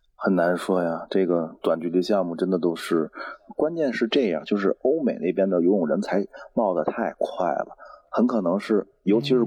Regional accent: Beijing, China; 我是北京人

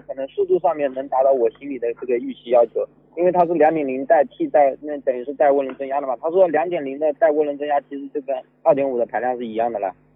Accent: Jinhua, Zhejiang, China; 在我们金华这边好像用的人不怎么多

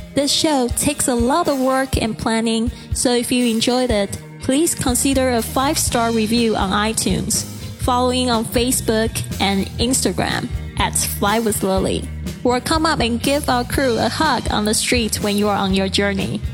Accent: Kaohsiung, Taiwan; my hometown Kaohsiung

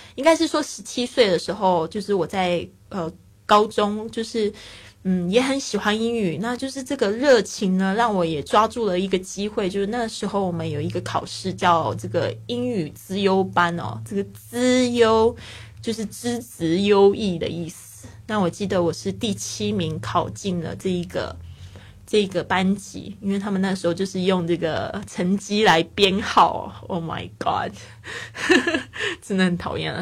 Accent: Kaohsiung, Taiwan; moved away as an adult; also born or lived in Taipei; 因为我是高雄人嘛，然后那时候到台北读书

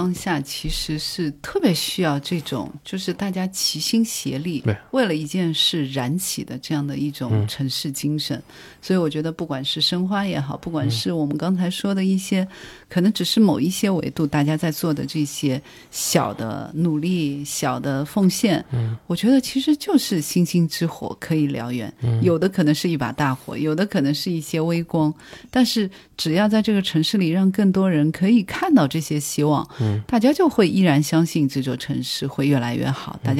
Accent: Shanghai, China; 但是我作为一个土生土长的上海人，其实我是见识过它的那些烟火气的部分。

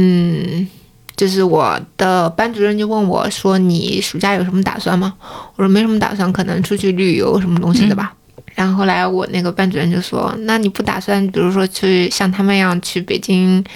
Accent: Hefei, Anhui, China; moved away as an adult; also born or lived in United States; 因为我是合肥人嘛，所以我一直都在妈妈身边。

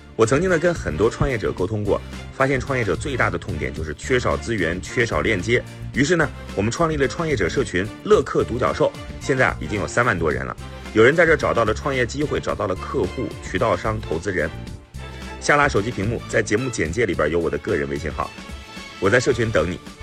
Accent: China; 我们中国人

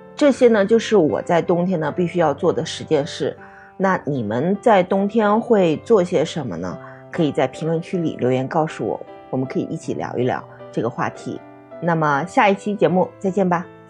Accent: Hubei, China; 因为我是湖北人嘛，湖北这边有那个神农架滑雪场

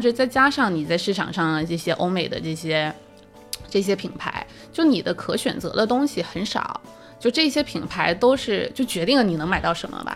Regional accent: China; 更符合我们中国人亚东亚人身对形的这种衣服

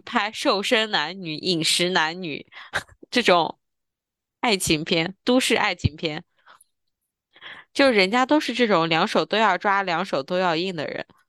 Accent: China; 我们大陆人

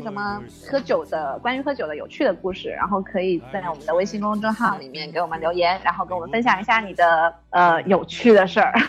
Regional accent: Guangdong, China; 因为因为我们广东人比较注重食疗嘛，然后其实基本上很多人家里都会泡一些药酒

